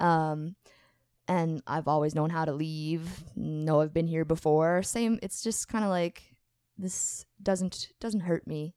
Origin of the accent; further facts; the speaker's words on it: Morden, Manitoba, Canada; we grew up in Morden, playing together